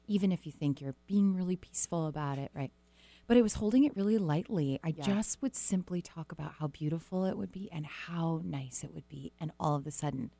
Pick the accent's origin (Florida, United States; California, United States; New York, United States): California, United States; Southern; moved away; I was born in Southern California. It's forever imprinted on my life.